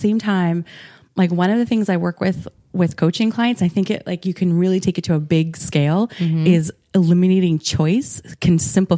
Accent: Saskatchewan, Canada; also born or lived in Ottawa / British Columbia; So I was born there and then we lived in British Columbia for a while. Oh, and then okay. I actually grew up in Saskatchewan, in small town Sask

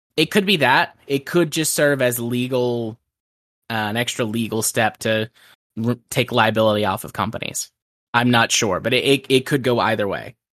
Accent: United States; I'm an American.

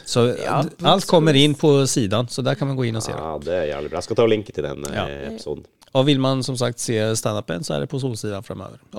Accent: Sweden; ja men folk fatter at jeg er svensk, og det er sånn vi prater i Sverige.

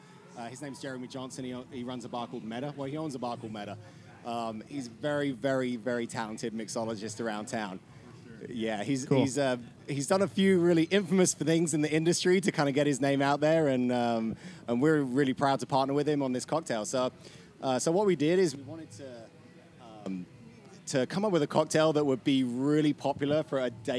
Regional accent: London, United Kingdom; accent: London; moved away as an adult; now in Kentucky, United States

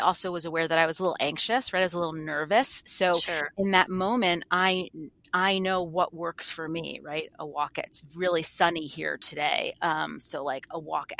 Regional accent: New York, United States; now in Boston, United States; I'm from New York, right? I live in Boston

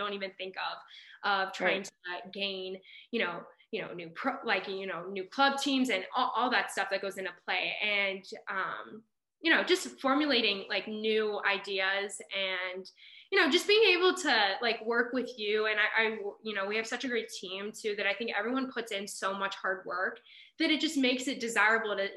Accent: Pittsburgh, Pennsylvania, United States; I'm from Pittsburgh

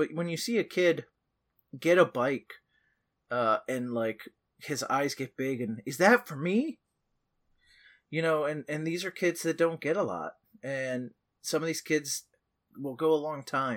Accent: Merritt Island, Florida, United States; Merritt Island is my hometown. It's been my hometown my whole life.

